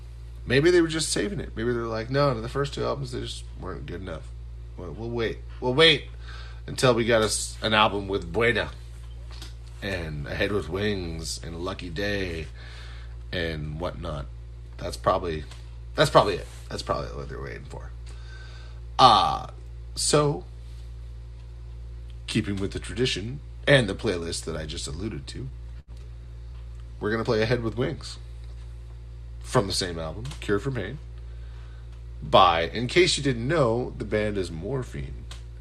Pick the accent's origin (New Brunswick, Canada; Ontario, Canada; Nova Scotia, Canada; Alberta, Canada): Nova Scotia, Canada; I'm in the Atlantic time zone. It's very small. We're a very small, meek people. You could easily take us over. I mean, come on. Trump, what are you doing? You could totally take over Nova Scotia.